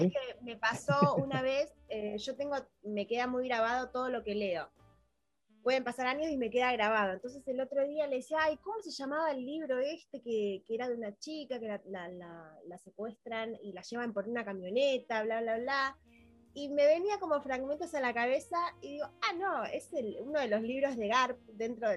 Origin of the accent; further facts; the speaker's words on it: Pinamar, Buenos Aires Province, Argentina; nosotros somos de Pinamar, de, Buenos Aires, Argentina